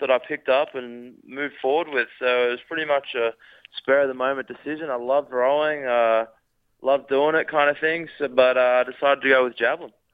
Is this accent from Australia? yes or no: yes; Rockhampton, Queensland, Australia; moved away as an adult; also born or lived in Ballarat; now in United States; I grew up in Rockhampton, out there in Queensland, went to high school and all that kind of stuff up there